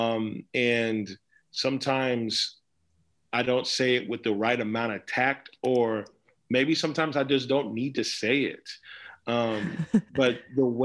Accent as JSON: {"language": "English", "town": "Dallas", "region": "Texas", "country": "United States", "tie": "born or raised there", "said": "I was born in Dallas, but I like to say I was born in Dallas by way of Nigeria. So my parents were born in Nigeria and they were from Nigeria, but I was born in Dallas."}